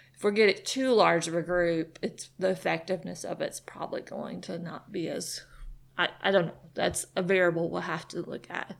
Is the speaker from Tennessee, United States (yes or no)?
yes; Nashville, Tennessee, United States; now in Chattanooga, United States; I'm from Nashville